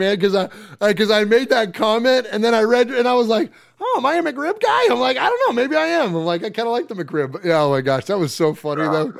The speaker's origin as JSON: {"language": "English", "area": "Bay Area", "region": "California", "country": "United States", "tie": "born or raised there", "moved": "yes", "said": "even though I'm Italian, like, you know, growing up in the Bay Area"}